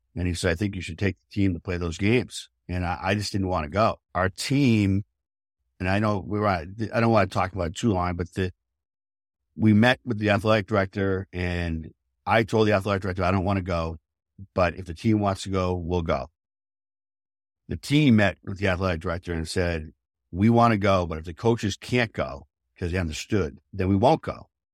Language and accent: English; outside of Boston, Massachusetts, United States; I grew up outside of Boston